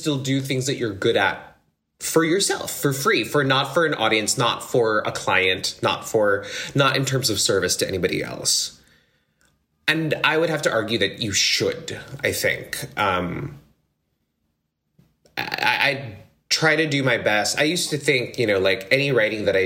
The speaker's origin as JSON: {"language": "English", "country": "Philippines", "tie": "born or raised there", "said": "I grew up in the Philippines"}